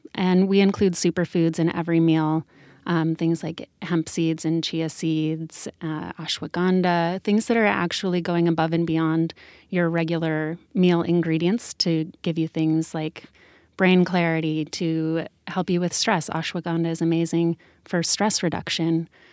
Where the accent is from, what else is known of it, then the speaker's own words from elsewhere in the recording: Sedona, Arizona, United States; Danielle and I both grew up together in Sedona, Arizona